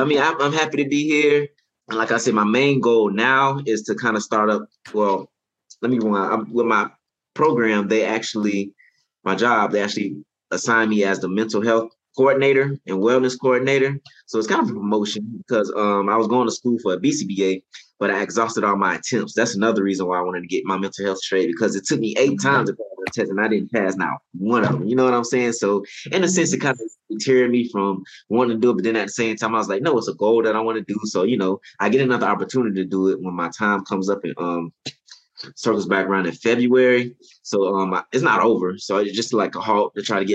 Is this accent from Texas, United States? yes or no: no; Daytona Beach, Florida, United States; now in Lafayette, United States; I'm originally from Daytona Beach, Florida